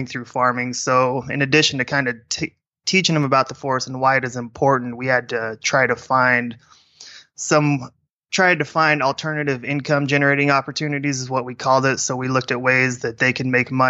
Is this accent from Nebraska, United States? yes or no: yes; Nebraska, United States; also born or lived in Jamaica; growing up in Nebraska, you're kind of exposed to that lifestyle